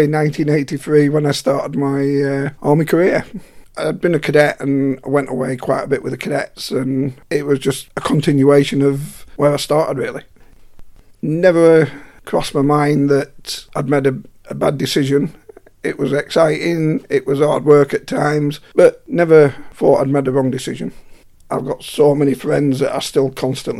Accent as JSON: {"language": "English", "town": "Morecambe", "region": "North West England", "country": "United Kingdom", "said": "I'm from Morecambe"}